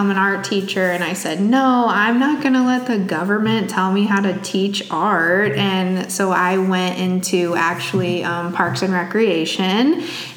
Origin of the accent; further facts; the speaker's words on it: Plano, Illinois, United States; moved away as an adult; now in East Peoria, United States; I'm from a tiny town up outside of Aurora called Plano, Illinois